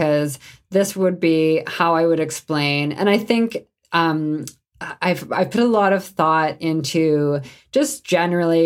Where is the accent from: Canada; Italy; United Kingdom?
Canada; I'm Canadian